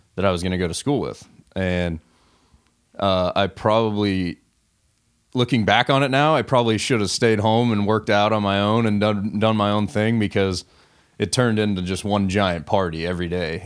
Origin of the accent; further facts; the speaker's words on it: Southern California, United States; Growing up in Southern California